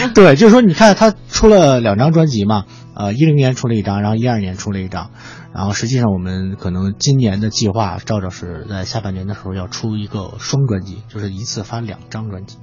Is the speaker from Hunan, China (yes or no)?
no; Beijing, China; 我是北京人